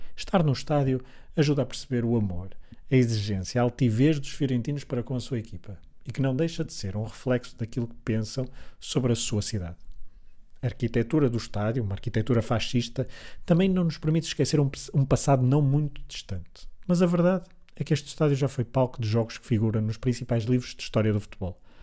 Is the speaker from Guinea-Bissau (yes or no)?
no; Portugal; sou português